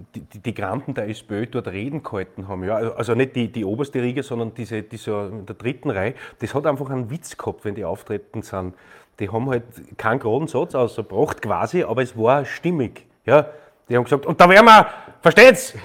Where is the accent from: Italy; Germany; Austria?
Austria; ich bin ein Österreicher